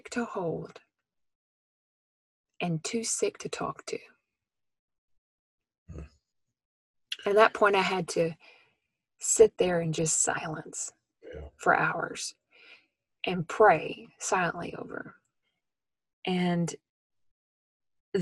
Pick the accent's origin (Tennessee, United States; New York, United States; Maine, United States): Tennessee, United States; Memphis; moved away; my hometown in Memphis, Tennessee